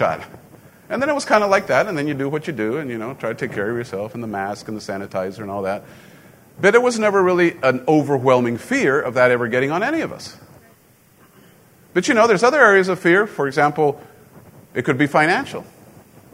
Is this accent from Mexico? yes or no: yes; Mexico; moved away; growing up in Mexico, you know, guns, you don't have guns down there